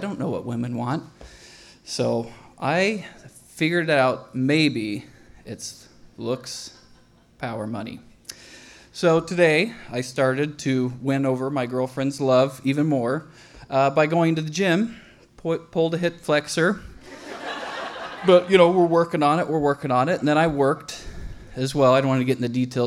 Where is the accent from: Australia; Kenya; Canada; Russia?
Russia; I am from Russia